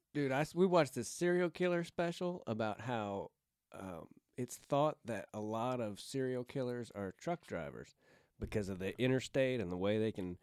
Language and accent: English; Kansas City, United States; moved away; also born or lived in Camden, Arkansas / Hampton, Arkansas; I grew up in Kansas City, but I was born in Arkansas.